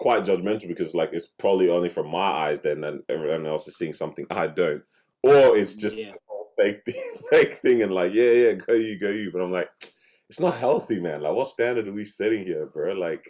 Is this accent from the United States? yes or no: no; Afghanistan; I'm from Afghanistan.